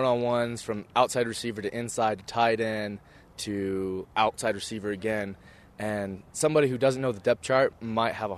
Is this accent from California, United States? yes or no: no; Texas, United States; moved away; growing up in Texas around the Big 12